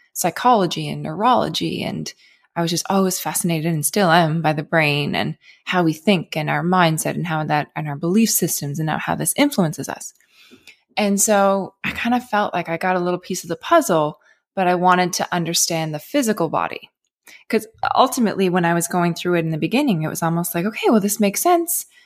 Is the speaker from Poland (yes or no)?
no; Cape Breton, Nova Scotia, Canada; I grew up in Cape Breton. It's a very, very small island in Canada